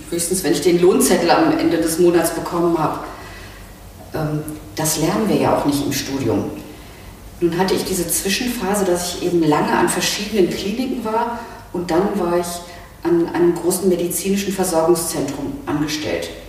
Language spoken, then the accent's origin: German; West Germany, Germany; ich bin ja nun im Westen groß geworden